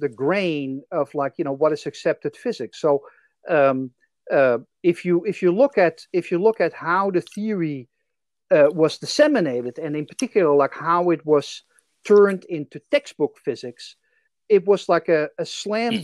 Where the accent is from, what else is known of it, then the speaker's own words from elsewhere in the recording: Netherlands; accent: Dutch; English is a second language; moved away; I'm originally from the Netherlands, as you can probably tell from my accent.